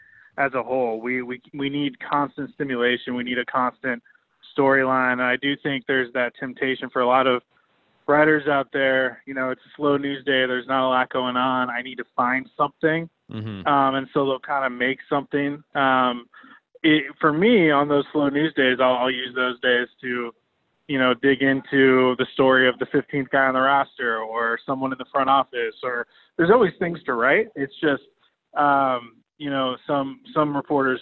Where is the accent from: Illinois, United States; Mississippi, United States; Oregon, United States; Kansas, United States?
Oregon, United States; Portland; I'm from Portland, Oregon. I grew up a huge Blazers fan. And, you know, grew up reading the sports section of the paper there, the Oregonian, every day